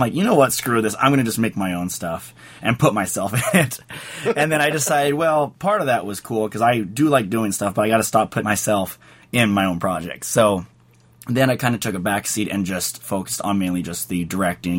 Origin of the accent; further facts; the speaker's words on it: San Jose, California, United States; I grew up in the Bay Area, up in San Jose